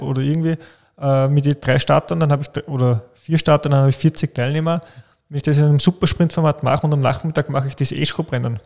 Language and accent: German; Austria; bei uns in Österreich